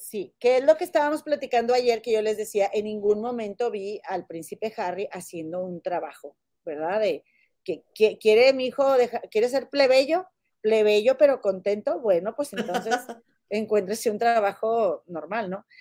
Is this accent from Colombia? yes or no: no; Mexico; como mexicanos